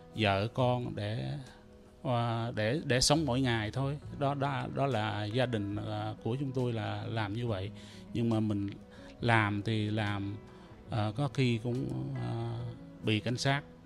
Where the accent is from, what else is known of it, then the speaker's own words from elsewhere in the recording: Trà Cú, Trà Vinh, Vietnam; also born or lived in Cambodia / Thailand; now in Toronto, Canada; tôi là người Việt Nam sinh đẻ ở à, Việt Nam à, ở ấp Bà Côi xã Đông Châu huyện Trà Cú tỉnh Trà Vinh rồi tôi tôi vượt biên từ Trà Vinh qua à, Campuchia rồi sang à, qua Thái Lan